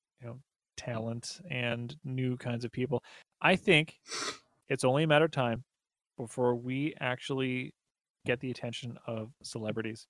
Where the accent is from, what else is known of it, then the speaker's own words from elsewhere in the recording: Grande Prairie, Alberta, Canada; now in Edmonton, Canada; I grew up in Grand Prairie, which is like the smaller version of Edmonton